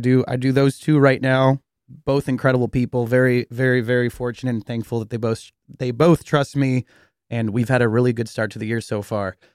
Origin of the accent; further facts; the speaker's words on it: Cupertino, California, United States; I'm this kid from Cupertino